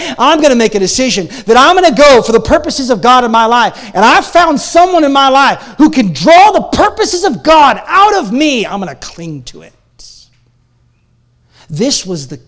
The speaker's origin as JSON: {"language": "English", "town": "Portland", "region": "Oregon", "country": "United States", "moved": "as an adult", "lives_now": "Calgary, Canada", "said": "I'm from Portland, Oregon"}